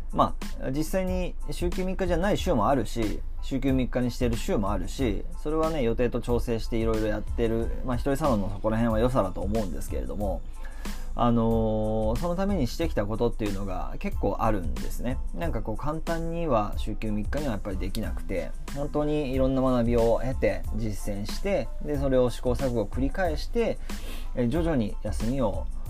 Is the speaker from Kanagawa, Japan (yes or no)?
yes; Kamakura, Kanagawa, Japan; also born or lived in Tokyo; 地元に戻って鎌倉でここで2008